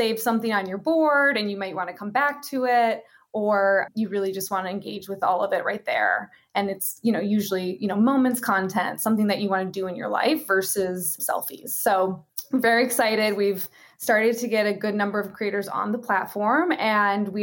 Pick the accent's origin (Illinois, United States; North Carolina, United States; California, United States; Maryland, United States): Illinois, United States; Chicago; moved away; I grew up in Chicago